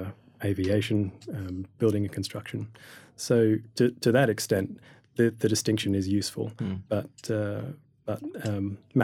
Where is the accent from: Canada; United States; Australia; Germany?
Australia; learning about astrophysics as a Year 12 student back in Australia. You might be able to hear my accent there.